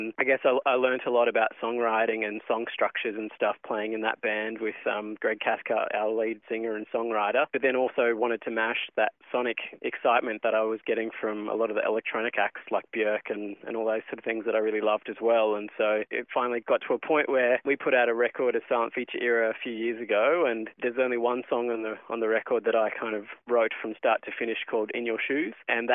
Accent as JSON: {"language": "English", "town": "Cairns", "region": "Queensland", "country": "Australia", "tie": "born or raised there", "also_born_or_lived": "Brisbane", "said": "I moved from Cairns, where I grew up, to Brisbane to study"}